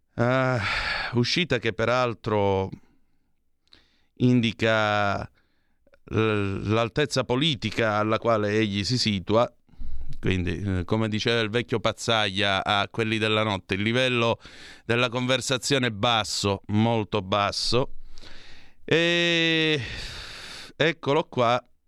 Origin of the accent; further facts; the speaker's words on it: Calabria, Italy; io sono calabrese